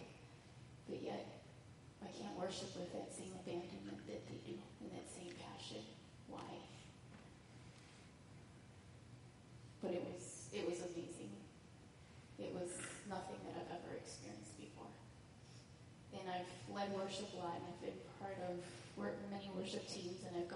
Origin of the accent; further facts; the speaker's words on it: United States; God brought them all to the U.S., and I was born here